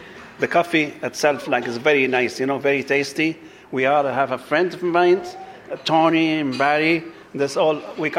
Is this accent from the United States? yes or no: no; Libya; moved away; I'm originally from Libya.